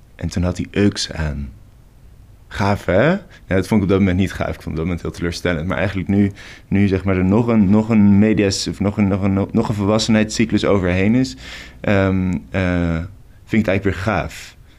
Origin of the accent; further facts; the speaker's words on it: Rotterdam, South Holland, Netherlands; Ik kom uit Rotterdam